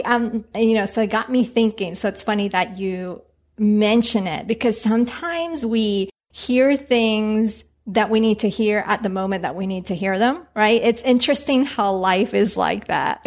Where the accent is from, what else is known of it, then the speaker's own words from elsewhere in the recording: Bogota, Bogotá Capital District, Colombia; now in Washington, D.C. area, United States; I was born in Colombia, in Bogota